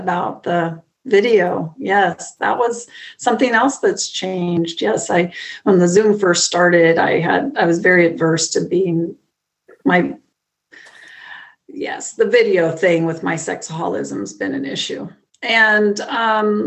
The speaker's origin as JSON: {"language": "English", "region": "Midwest", "country": "United States", "said": "I'm from the Midwest here in the United States"}